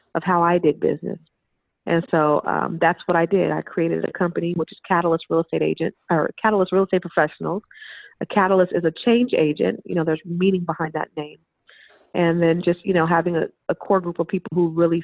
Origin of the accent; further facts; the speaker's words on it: Silicon Valley, California, United States; We're both from the Silicon Valley